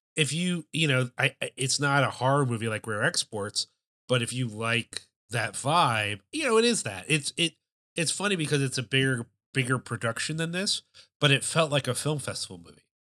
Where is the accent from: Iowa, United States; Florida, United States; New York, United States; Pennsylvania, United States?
Pennsylvania, United States; Philadelphia; Growing up in the Philadelphia area